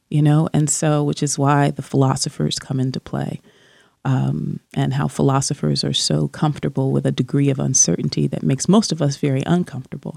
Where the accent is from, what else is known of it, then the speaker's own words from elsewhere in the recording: New Jersey, United States; when I was growing up in New Jersey